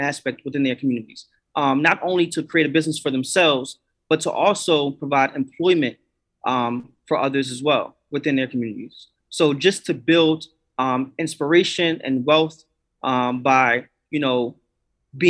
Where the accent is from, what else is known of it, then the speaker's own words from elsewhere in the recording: New York, United States; now in Philadelphia, United States; I'm originally from New York. I'm in Philly now